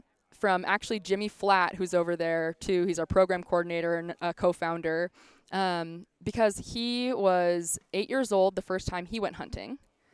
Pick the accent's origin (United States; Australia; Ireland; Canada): Canada; Six Nations of the Grand River, Ontario; I'm from the Ganyenkeaka, Walker Mohawk Band of Six Nations of the Grand River, which is actually in Ontario.